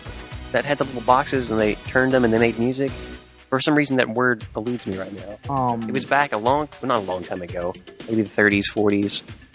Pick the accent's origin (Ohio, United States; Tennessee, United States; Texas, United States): Tennessee, United States; Jackson; We're from Tennessee.